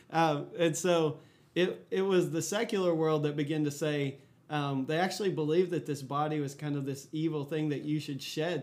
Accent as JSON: {"language": "English", "town": "Fort Worth", "region": "Texas", "country": "United States", "tie": "born or raised there", "said": "I grew up in Fort Worth, Texas"}